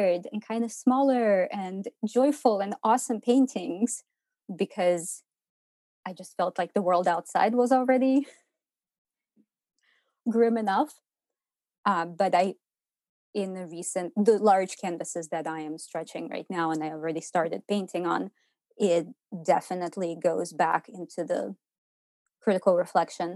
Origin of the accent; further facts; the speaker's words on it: Ukraine; moved away as an adult; now in Portland, United States; I was born and raised in Ukraine, and I lived through the dissolution of the Soviet Union